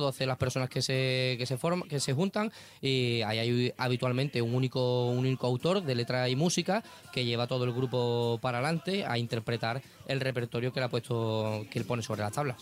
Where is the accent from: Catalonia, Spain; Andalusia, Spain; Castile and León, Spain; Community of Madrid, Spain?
Andalusia, Spain; Cádiz; mi pequeño speech como, como gaditano